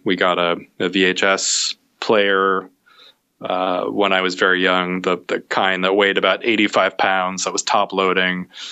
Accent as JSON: {"language": "English", "town": "Omaha", "region": "Nebraska", "country": "United States", "tie": "born or raised there", "said": "I grew up in Omaha, Nebraska"}